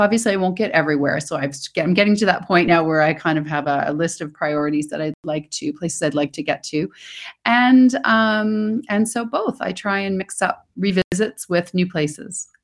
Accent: Toronto, Ontario, Canada; moved away; I'm originally from Toronto

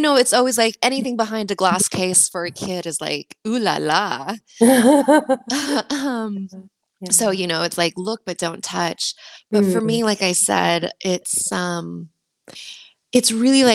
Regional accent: United States; now in Sweden; my parents are Mexican, and I was raised in the United States.

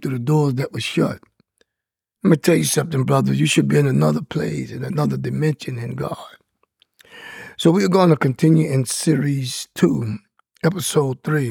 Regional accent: Louisiana, United States; I'm from Louisiana

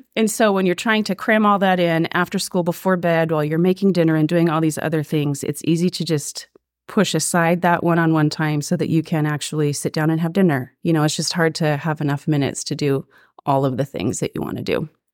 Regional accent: Ashland, Oregon, United States; moved away as an adult; now in Springfield, United States; I grew up in Ashland, down in Southern Oregon

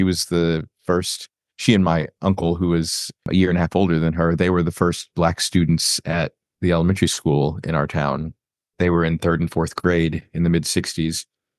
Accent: Florida, United States; I am originally from Florida, but now I live in the DC metro area in Maryland and work in DC as a lobbyist.

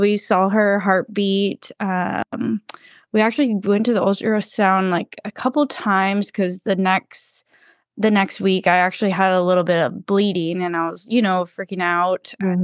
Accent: Georgia, United States; we did grow up next door neighbors um, growing up. You know, I'm from Georgia originally

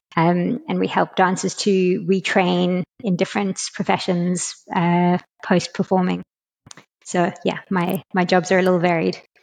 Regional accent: South Africa; also born or lived in London, United Kingdom; now in Lisbon, Portugal; I'm from South Africa originally

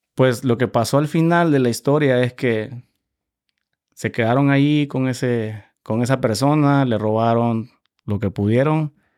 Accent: Santa Tecla, La Libertad, El Salvador; moved away as an adult; now in United States; yo soy salvadoreño. Eh, nací en, una ciudad que se llama Nueva San Salvador, básicamente al lado de la capital del eh, departamento La Libertad.

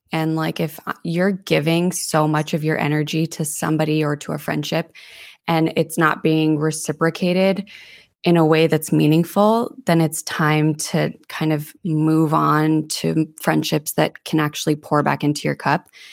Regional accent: Santa Fe, New Mexico, United States; moved away as an adult; also born or lived in Denver; now in Monterey, United States; I was born and raised in Santa Fe, New Mexico

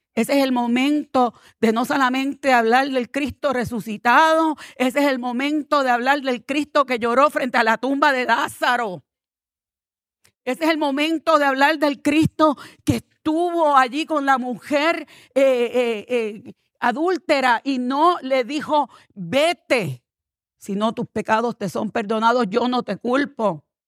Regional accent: Puerto Rico; moved away; also born or lived in New Jersey; soy puertorriqueña

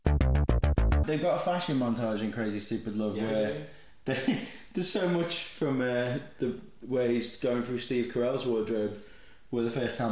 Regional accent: Liverpool, North West England, United Kingdom; being a Scouser

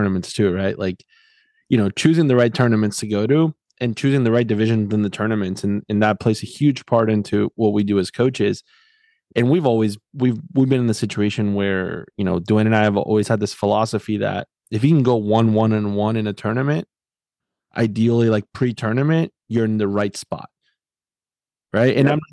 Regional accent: South Florida, United States; moved away as an adult; also born or lived in Tennessee; I grew up in South Florida, then lived shortly in Tennessee, and now I've been in this part of the country for the last 8 years.

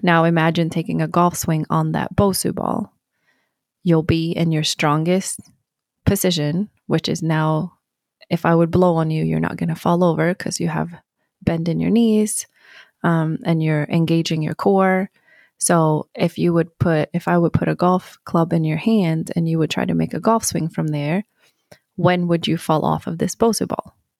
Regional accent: Sweden; moved away; born and raised in Sweden

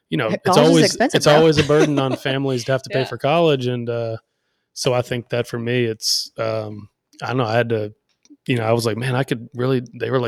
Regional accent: Wilmington, North Carolina, United States; born or raised there; also born or lived in Tennessee

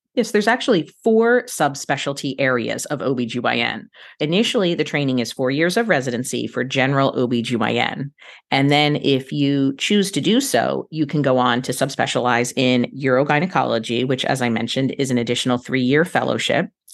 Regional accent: Philadelphia, Pennsylvania, United States; moved away as an adult; now in Central Florida, United States; I was born and raised in Philadelphia area

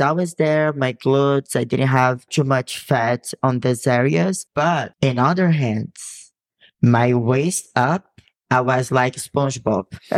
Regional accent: Brazil; English is a second language; moved away; I come from a city that has beach and it's very hot

